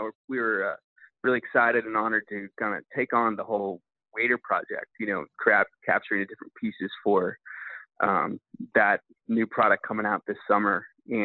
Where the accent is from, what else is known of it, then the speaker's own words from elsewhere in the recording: California, United States; so I grew up in California hunting ducks since, you know, 3 years old.